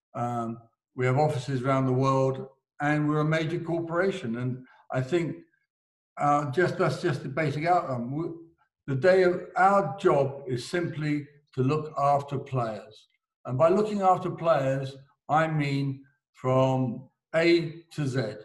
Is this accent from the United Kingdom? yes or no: yes; England, United Kingdom; I'm English